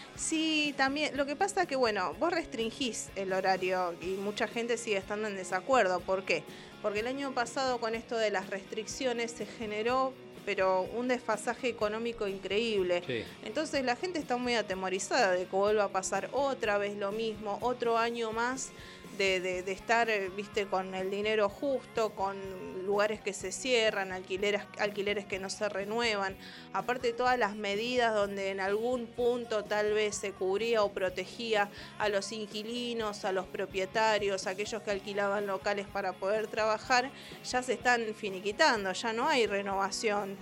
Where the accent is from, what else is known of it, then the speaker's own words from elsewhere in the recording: Argentina; país que está en el fin del mundo, que somos nosotros, argentinos